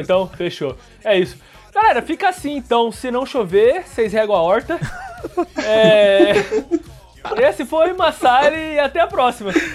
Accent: Brazil; a gente é brasileiro

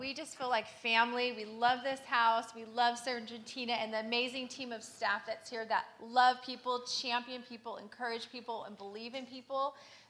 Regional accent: Sacramento, California, United States; And I grew up here in South Sac

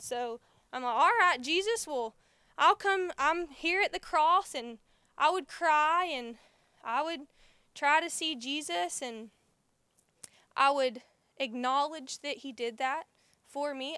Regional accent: United States; Growing up in Holmes County

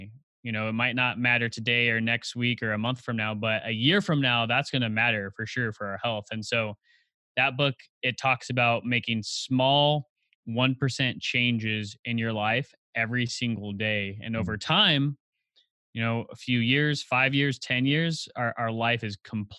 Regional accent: Highland, California, United States; also born or lived in Upland, California; I was born and raised in Highland, California. So if you're familiar with maybe Rancho Cucamonga, or I'm about an hour east of Los Angeles.

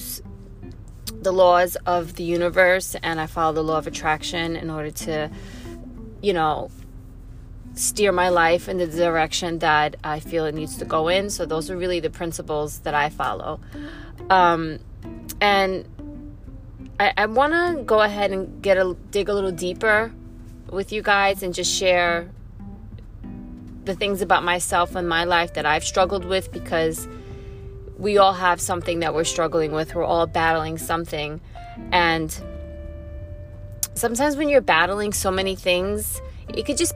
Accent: New York City, New York, United States; I'm born and raised in New York City. I come from a town called Flushing, Queens

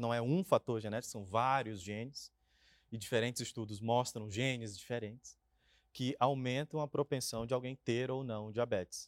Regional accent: Maranhão, Brazil; moved away; Eu venho lá do Maranhão

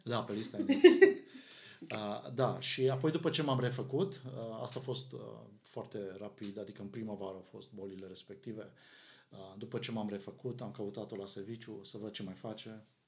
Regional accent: Arad, Arad County, Romania; noi suntem din Arad, unde, uh, cum probabil unii din ascultătorii noștri știu, sunt foarte multe biserici

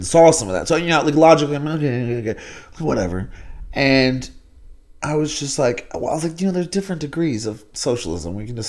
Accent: the South, United States; and it was weird going through that, like having growing up in the South and understanding that mentality and that culture.

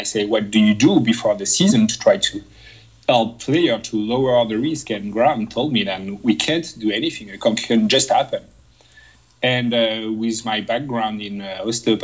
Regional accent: France; English is a second language; moved away as an adult; now in Moncton, Canada; I come from France

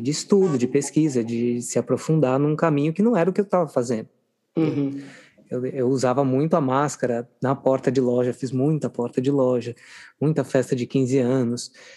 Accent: Minas Gerais, Brazil; eu sou de uma cidade pequena do interior de Minas Gerais

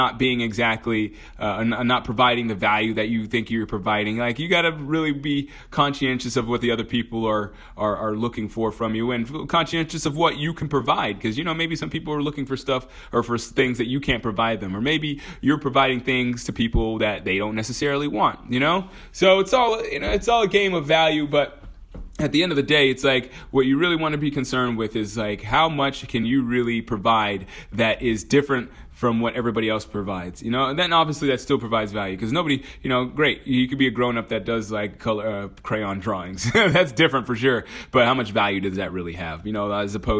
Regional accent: Georgia, United States; moved away; also born or lived in Texas; I was born in Georgia, by the way, just in case you didn't know that. So sometimes that accent comes out

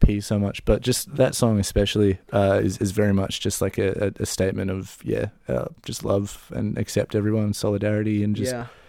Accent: Auckland, New Zealand; moved away as an adult; now in Christchurch, New Zealand; I was from Auckland through high school and growing up, but I came down to uni after leaving school.

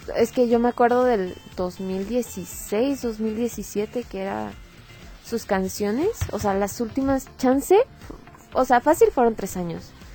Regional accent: Mexico; hemos adoptado como mexicanos

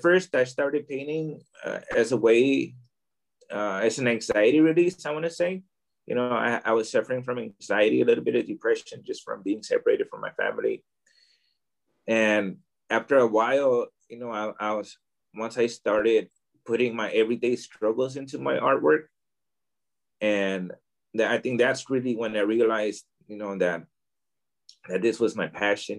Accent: Oakland, California, United States; moved away as an adult; now in Tijuana, Mexico; I was born here in Tijuana, uh, Baja California. Um, I grew up in Oakland, California. I went I went to Oakland when I was about I'd say a few months old. So I grew up there

